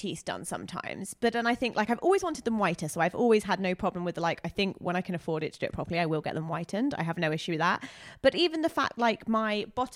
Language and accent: English; England, United Kingdom; I'm English.